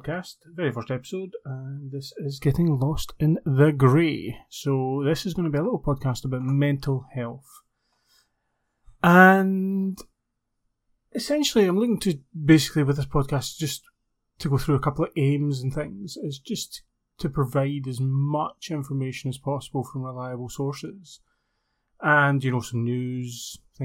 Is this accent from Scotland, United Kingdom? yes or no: yes; Scotland, United Kingdom; accent: Scottish; I'm based in the UK, you can probably tell my accent, Scotland